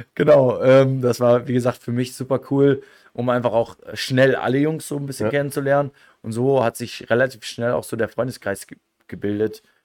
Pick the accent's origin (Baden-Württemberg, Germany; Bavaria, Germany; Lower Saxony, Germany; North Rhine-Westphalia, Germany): Lower Saxony, Germany; near North Rhine-Westphalia; moved away as an adult; also born or lived in Osnabrück; now in Innsbruck, Austria; ich komme aus, aus, aus dem äh, letzten Eck von Niedersachsen Richtung NRW, aus dem schönen Bad La. Ähm, hab ja, wie gesagt, das ist halt ein kleines Dorf